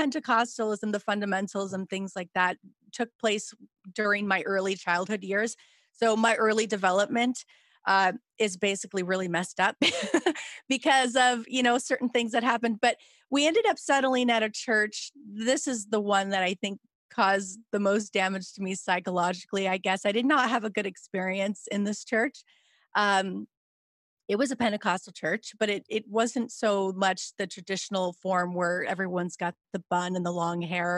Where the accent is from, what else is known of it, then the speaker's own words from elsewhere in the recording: Lakewood, California, United States; I grew up in Los Angeles